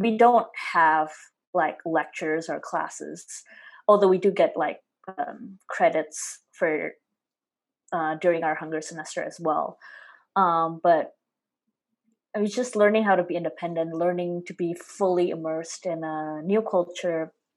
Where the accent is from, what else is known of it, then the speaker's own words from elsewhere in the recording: Semarang, Central Java, Indonesia; moved away as an adult; now in United States; I'm from Semarang, a city in central Java province, Indonesia.